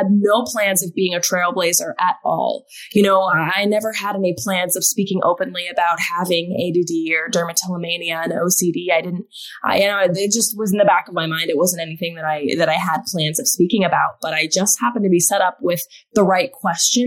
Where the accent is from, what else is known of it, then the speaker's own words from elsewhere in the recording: Alaska, United States; moved away as an adult; also born or lived in Arizona; growing up in Alaska, I was very much a tomboy.